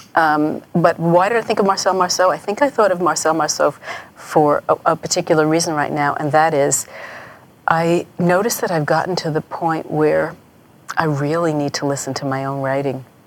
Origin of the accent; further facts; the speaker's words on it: New York, United States; I grew up in New York